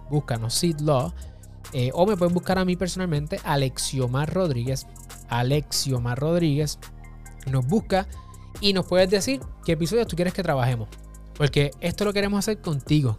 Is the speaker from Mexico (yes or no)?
no; Puerto Rico; mi país, Puerto Rico